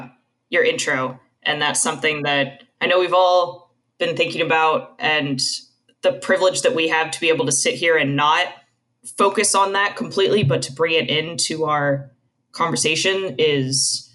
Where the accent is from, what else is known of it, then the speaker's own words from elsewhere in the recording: Tucson, Arizona, United States; moved away; So I grew up outside of Tucson, Arizona.